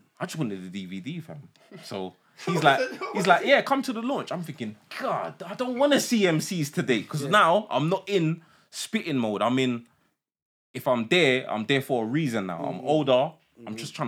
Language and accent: English; London, United Kingdom; I'm from East.